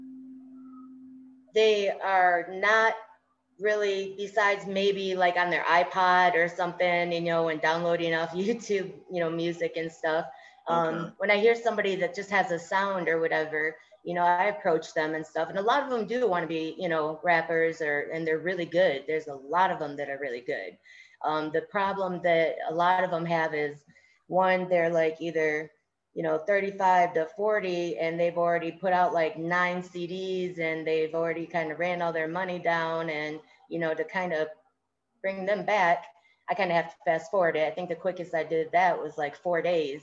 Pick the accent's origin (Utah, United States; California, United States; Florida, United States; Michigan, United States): Michigan, United States; Lansing; I am from Lansing, Michigan